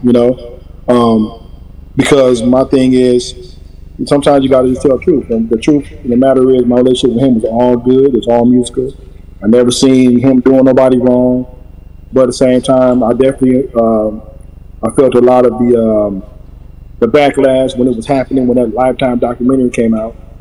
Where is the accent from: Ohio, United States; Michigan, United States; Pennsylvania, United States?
Ohio, United States; Toledo; moved away as an adult; now in Los Angeles, United States; I'm from Toledo. Proud, proud from Toledo, from West Toledo.